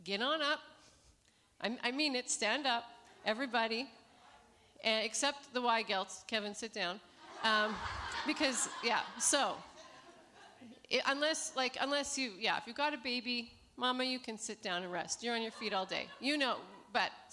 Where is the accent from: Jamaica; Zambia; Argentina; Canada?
Canada; Saskatoon, Saskatchewan; moved away as an adult; now in Romania; I'm from Saskatoon, Saskatchewan, which is above North Dakota. We've lived in Romania for about 14 and a half years